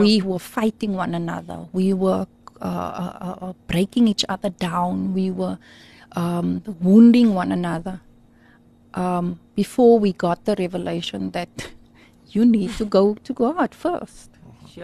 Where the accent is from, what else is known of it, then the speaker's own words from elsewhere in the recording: Beaufort West, Western Cape, South Africa; I grew up in Beaufort West